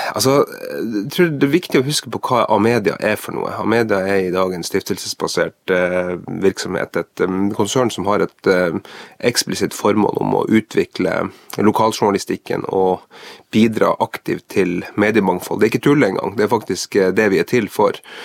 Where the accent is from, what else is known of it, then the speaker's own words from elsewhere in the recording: Tromsø, Troms, Norway; Sjøl er jeg jo fra Tromsø